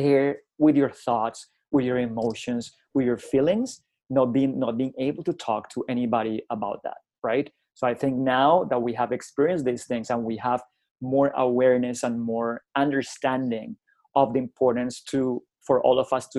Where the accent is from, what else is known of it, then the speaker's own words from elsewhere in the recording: Colombia; English is a second language; moved away as an adult; also born or lived in United Kingdom; I was the first time I left Colombia, actually, in 1998. I went to the United Kingdom to improve my English as an English as a second language student